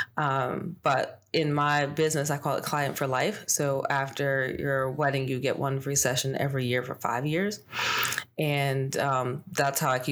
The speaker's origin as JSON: {"language": "English", "region": "Northern Virginia", "country": "United States", "tie": "born or raised there", "also_born_or_lived": "Pittsburgh, Pennsylvania", "said": "from 10 years old on, have lived in Northern Virginia."}